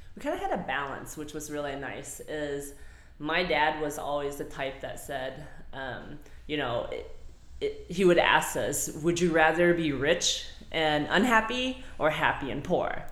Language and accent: English; Lake Worth, Texas, United States; I am from Fort Worth. I say Fort Worth, so Lake Worth, Texas.